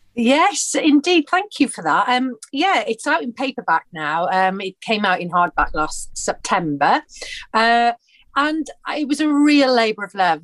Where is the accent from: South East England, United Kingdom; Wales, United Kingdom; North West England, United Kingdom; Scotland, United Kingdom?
Wales, United Kingdom; Porthcawl; moved away; I'm from Porthcawl, which is a seaside town in between Cardiff and Swansea on the Welsh coast